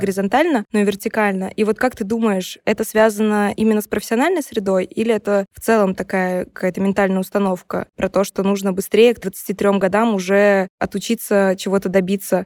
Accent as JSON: {"language": "Russian", "region": "Saint Petersburg", "country": "Russia", "moved": "as an adult", "lives_now": "Georgia", "said": "я из России, из Санкт-Петербурга"}